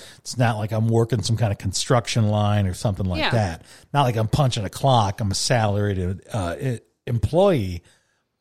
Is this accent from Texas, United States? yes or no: no; Chicago, Illinois, United States; now in Tucson, United States; I grew up in Chicago